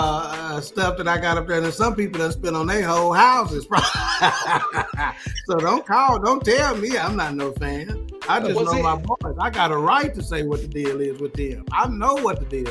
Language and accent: English; Garland, Texas, United States; born and raised in Dallas County, man, my whole life